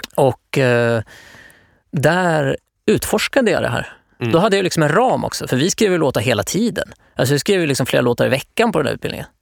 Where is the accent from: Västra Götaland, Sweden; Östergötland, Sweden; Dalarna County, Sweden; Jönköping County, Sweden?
Östergötland, Sweden; Norrköping; Jag kommer från Norrköping